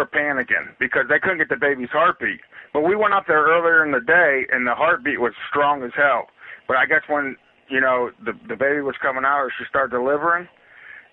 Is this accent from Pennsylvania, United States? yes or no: yes; Pittsburgh, Pennsylvania, United States; accent: Pittsburgh; If he was in Pittsburgh, he'd recognize my accent.